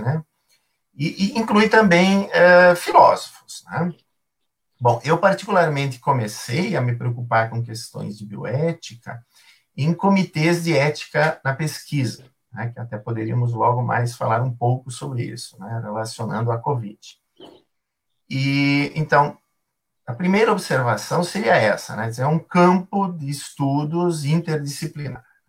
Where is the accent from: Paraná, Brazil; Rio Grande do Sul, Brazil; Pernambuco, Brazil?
Rio Grande do Sul, Brazil; Paraí; also born or lived in Caxias do Sul; eu sou eh, natural de Paraí, Rio Grande do Sul, sou gaúcho